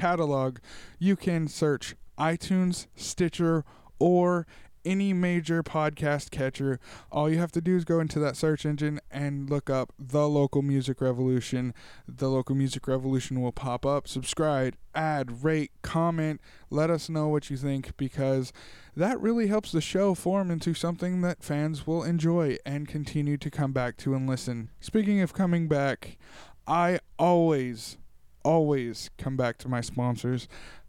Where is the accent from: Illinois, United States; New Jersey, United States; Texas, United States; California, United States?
California, United States; Tulare; my hometown of Tulare, California.